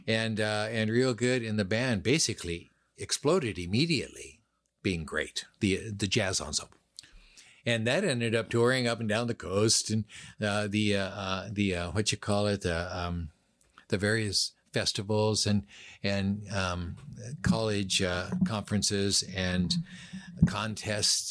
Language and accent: English; Seattle, Washington, United States; also born or lived in Los Angeles; I grew up on Queen Anne Hill